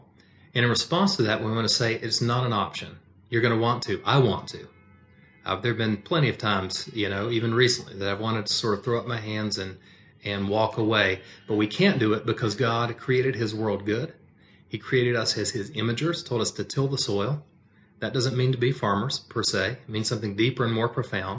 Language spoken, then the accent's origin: English; United States; American is not the primary aspect of my identity. Christian is. But American is an inescapable aspect